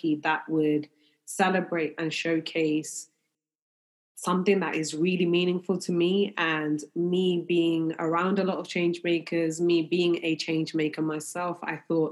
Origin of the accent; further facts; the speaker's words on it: London, United Kingdom; I'm definitely proud of being a Londoner. I'm very proud that we do have a multicultural city, and being brought up in London